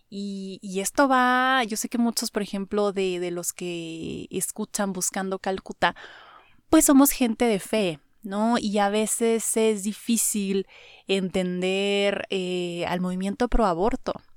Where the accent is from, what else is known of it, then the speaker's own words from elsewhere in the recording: Mexico; soy mexicano, me gusta mi cultura, me gustan mis valores